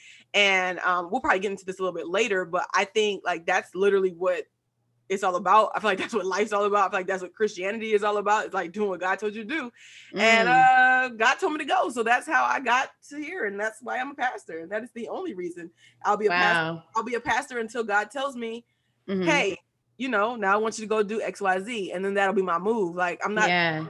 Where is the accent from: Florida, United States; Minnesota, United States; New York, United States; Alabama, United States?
Alabama, United States; Huntsville; moved away as an adult; also born or lived in Maryland; grew up in Huntsville, Alabama, went to First Church